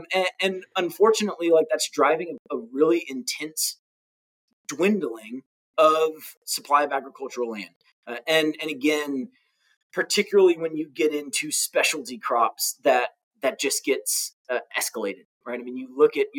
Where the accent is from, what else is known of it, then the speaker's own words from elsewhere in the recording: Orlando, Florida, United States; And again, I grew up in Orlando. In my teens, I was in Orlando. I was an Army brat and then retired to where my family was from in Florida. I lived in Orlando.